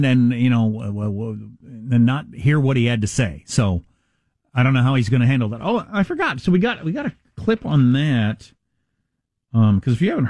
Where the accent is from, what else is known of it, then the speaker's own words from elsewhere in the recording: United States; I'm an American